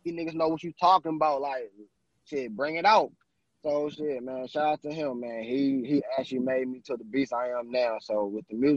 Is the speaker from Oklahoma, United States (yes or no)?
no; St. Louis, Missouri, United States; also born or lived in California; I'm from California and St. Louis, but most of my years I've been in St. Louis